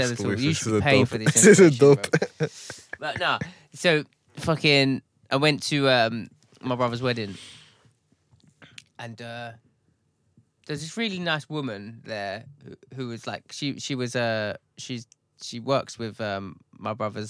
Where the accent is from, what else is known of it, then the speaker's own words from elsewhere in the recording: London, United Kingdom; accent: Cockney; I'm from a Cockney upbringing as well.